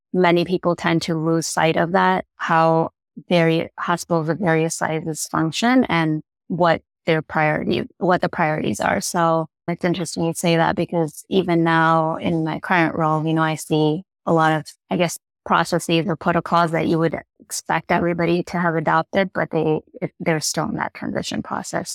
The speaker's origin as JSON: {"language": "English", "town": "Chicago", "region": "Illinois", "country": "United States", "moved": "as an adult", "said": "I'm originally from Chicago. So I relocated back to Chicago"}